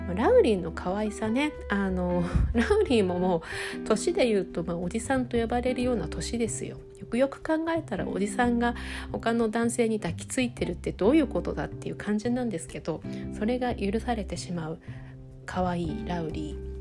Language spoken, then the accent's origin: Japanese; Sapporo, Hokkaido, Japan; now in United States; 私北海道出身でよくそれこそゴールデンウィークの時期に私は札幌に住んでたんですけれど